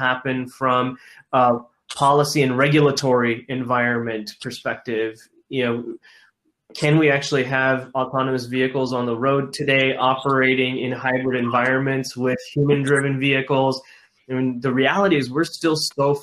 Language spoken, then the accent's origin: English; Detroit, Michigan, United States; I'm a Detroit kid. I grew up in the Detroit suburbs